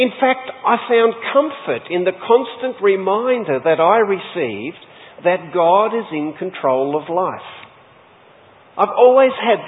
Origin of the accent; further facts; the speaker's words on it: Sheffield, Tasmania, Australia; I was born and raised in Sheffield, Tasmania.